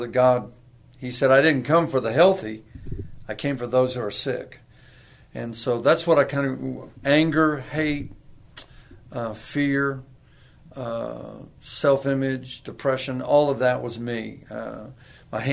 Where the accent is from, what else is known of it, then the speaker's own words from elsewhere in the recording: Corpus Christi, Texas, United States; also born or lived in Virginia / San Antonio, Texas; I was born in Virginia. I just tell people I got to Texas as quick as I could. And I got to Corpus Christi